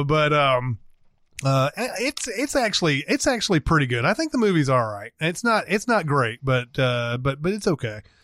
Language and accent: English; Franklin, Tennessee, United States; my hometown of Franklin, Tennessee